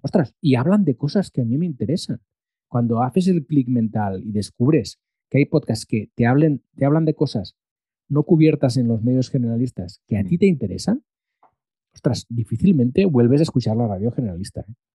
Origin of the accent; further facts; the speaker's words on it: Molins de Rei, Catalonia, Spain; había hecho radio local en Molins de Rey, que es mi pueblo de nacimiento